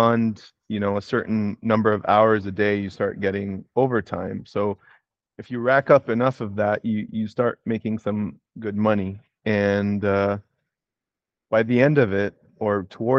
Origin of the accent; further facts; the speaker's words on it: Egypt; born there; moved away; also born or lived in Kuwait / Canada; I moved there from Canada, where I got my degrees, and I graduated from university. I did my undergrad in Kuwait, and I was born in Egypt.